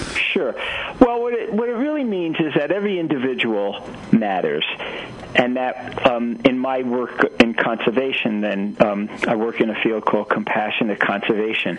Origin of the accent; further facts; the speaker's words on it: New York City, New York, United States; I grew up in Brooklyn, New York